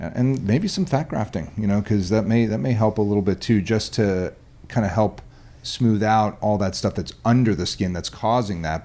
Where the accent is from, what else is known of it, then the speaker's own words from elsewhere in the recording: New Jersey, United States; moved away; also born or lived in New York; I grew up in New Jersey and around around New York and New Jersey